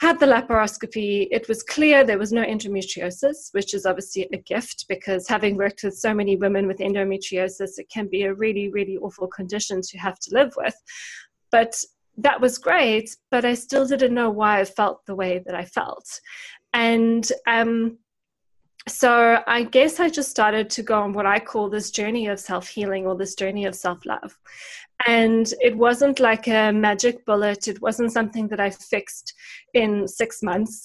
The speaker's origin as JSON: {"language": "English", "country": "South Africa", "tie": "born or raised there", "also_born_or_lived": "United Kingdom", "moved": "as an adult", "said": "my parents actually both worked for the university in my hometown in South Africa"}